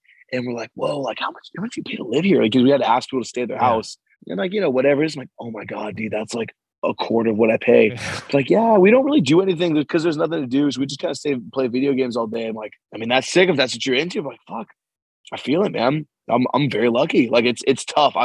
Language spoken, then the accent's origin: English; Los Angeles, California, United States; moved away as an adult; now in Santa Cruz, United States; I'm born and raised in San Pedro, California, which is like a neighborhood in LA. And I left when I was 18 to go to Santa Cruz for college